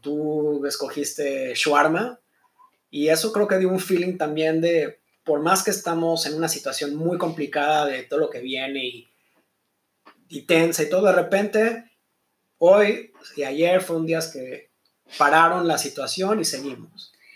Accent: Mexico; now in Israel; yo creciendo en México

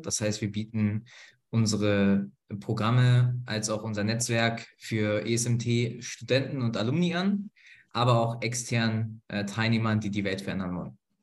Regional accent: Berlin, Germany; nach Berlin, in meine Heimatstadt

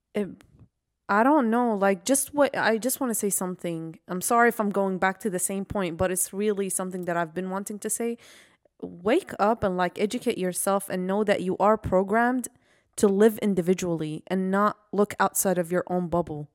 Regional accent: Iraq; moved away; I'm from Iraq

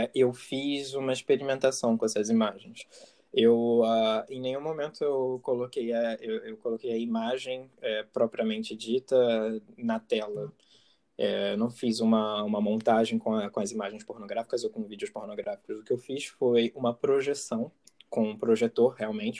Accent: Rio de Janeiro, Brazil; accent: carioca; moved away as an adult; now in France; eu estou morando na França, mas eu, eu nasci no Rio de Janeiro e eu morei no Rio de Janeiro até meus 20 e poucos anos

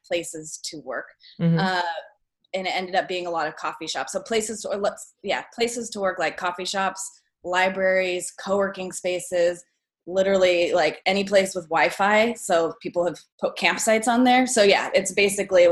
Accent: Portland, United States; I came back to my hometown, and I was in Portland for about a year

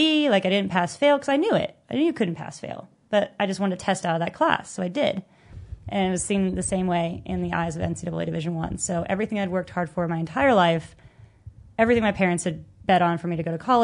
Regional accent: California, United States; I can't afford out-of-state tuition, you know, because I was coming from California

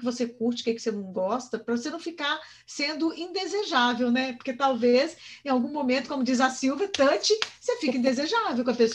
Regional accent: Minas Gerais, Brazil; now in São José dos Campos, Brazil; mas eu nasci em Minas, né? Eu sou mineira de raiz. E lá, como a gente vem dessa coisa muito genuína, de cidade pequena, de todo mundo se conhecer

